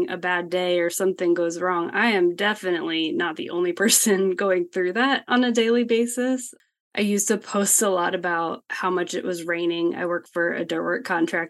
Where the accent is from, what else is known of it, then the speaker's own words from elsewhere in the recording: Blacksburg, Virginia, United States; moved away as an adult; now in Atlanta, United States; I grew up in Southwest Virginia in a small college town called Blacksburg